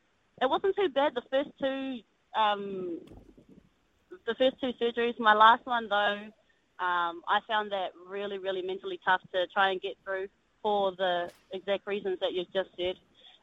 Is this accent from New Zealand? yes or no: yes; Bay of Plenty, New Zealand; Yeah, I'm from Umile.